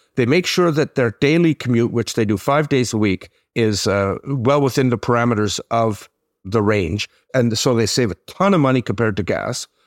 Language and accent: English; Quebec, Canada; my hometown of Sitsin, Quebec